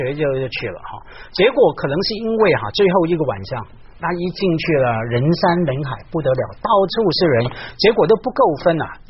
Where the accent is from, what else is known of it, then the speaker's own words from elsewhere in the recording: Hong Kong; 我在香港一个区成长嘛，那个区叫湾仔，一个很草根